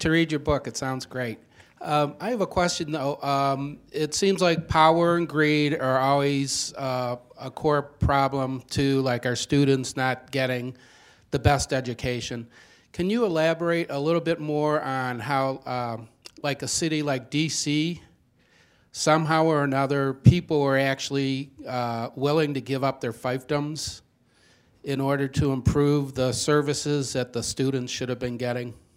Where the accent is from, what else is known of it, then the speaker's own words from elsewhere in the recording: Newark, New Jersey, United States; moved away; I'm from Newark